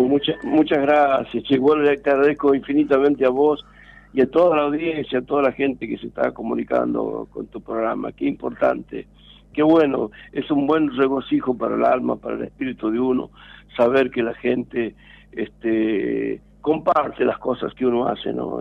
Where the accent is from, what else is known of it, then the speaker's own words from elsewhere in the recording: Argentina; como argentino